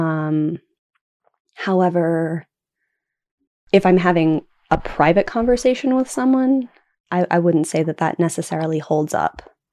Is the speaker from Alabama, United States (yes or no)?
no; Oklahoma, United States; also born or lived in Puget Sound, Washington; now in Washington, United States; I am originally from Oklahoma